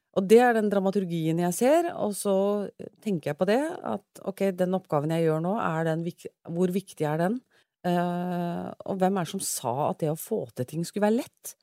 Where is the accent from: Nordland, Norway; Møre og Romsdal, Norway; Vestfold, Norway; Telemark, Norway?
Vestfold, Norway; Sandefjord; moved away as an adult; now in Oslo, Norway; jeg kommer fra Sandefjord, født og oppvokst